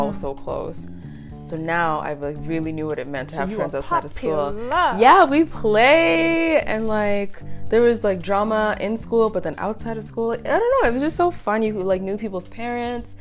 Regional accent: Calgary, Alberta, Canada; English is a second language; also born or lived in Congo / Uganda; I was basically born here. I started kindergarten here.

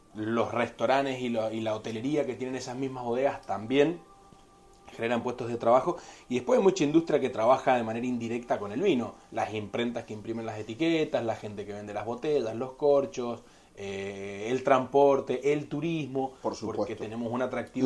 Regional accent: Argentina; Yo que soy de argentino y que vengo del país de, la carne roja

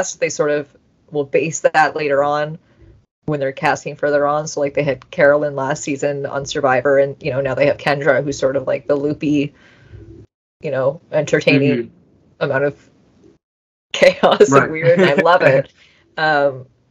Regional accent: Canada; I'm Canadian

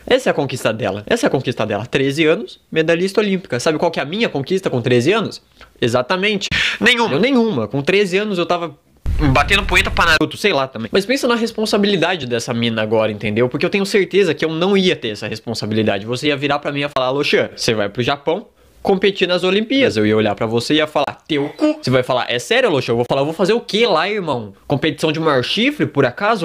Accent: Gaúcho, Rio Grande do Sul, Brazil; eu sou gaúcho.

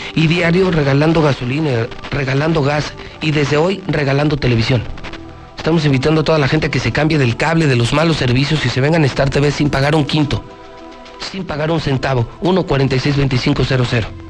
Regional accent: Aguascalientes, Mexico; Yo sí nací en Aguascalientes

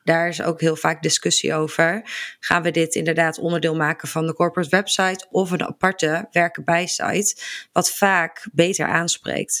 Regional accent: Barneveld, Gelderland, Netherlands; Ik kom uit Barneveld

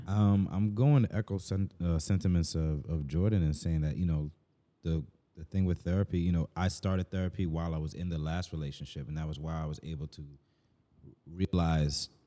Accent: Jamaica; me just speaking as a Jamaican

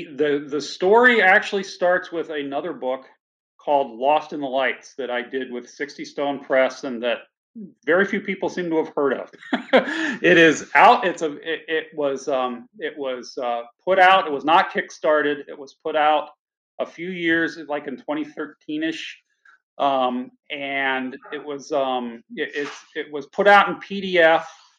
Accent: Anchorage, Alaska, United States; moved away as an adult; now in Cleveland, United States; I'm 58. I live in Cleveland, Ohio. I'm originally from Anchorage, Alaska.

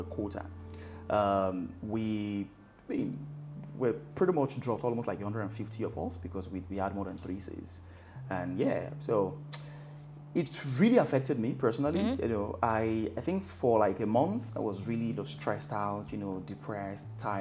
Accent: Lagos, Nigeria; also born or lived in Ekiti State / Ilorin; Grew up in Lagos, you know, went to the first half of my secondary school in Ekiti State. My mom withdrew me, brought me back to Lagos, completed in Lagos

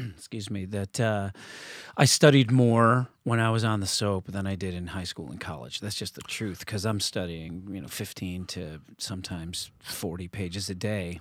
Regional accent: Canandaigua, New York, United States; moved away; an athletic star in my hometown of Canandaigua, New York.

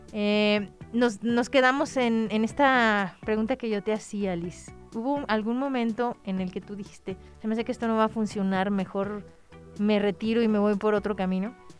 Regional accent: Mexico

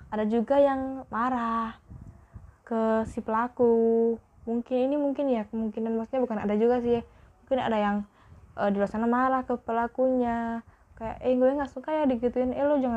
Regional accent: Java, Indonesia; aku sebenarnya itu orang Jawa tapi nggak tahu kenapa kalau berinteraksi kalau sama podcast ini nggak tahu kenapa aku kok bilang gue lo gitu

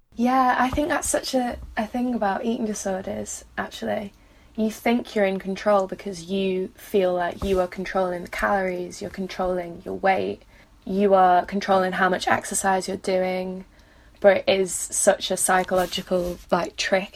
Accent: Manchester, North West England, United Kingdom; moved away as an adult; now in St Andrews, United Kingdom; I'm from Manchester

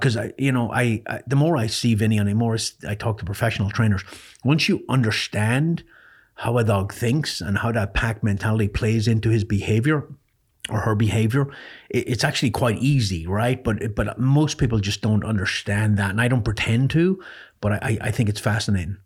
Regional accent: Ireland; I grew up in Ireland

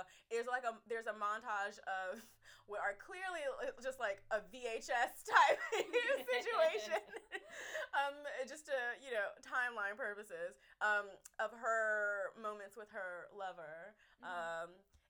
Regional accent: United States; I am American.

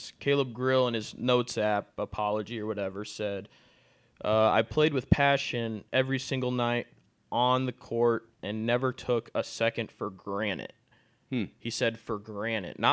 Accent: Cedar Rapids, Iowa, United States; We're from Iowa City area

